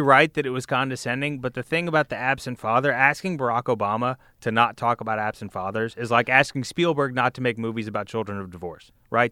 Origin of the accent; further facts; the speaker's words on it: Birmingham, Alabama, United States; I went to high school in the suburbs of Birmingham, Alabama